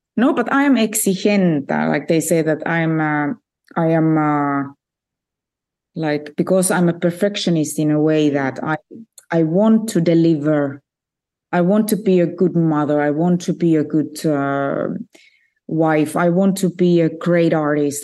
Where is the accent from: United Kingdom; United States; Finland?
Finland; Finland, so there were no opportunities for me really to study music.